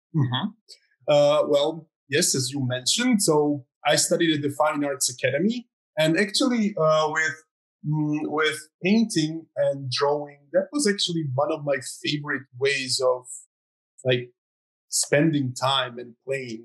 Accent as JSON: {"language": "English", "country": "Croatia", "said": "I'm from Croatia"}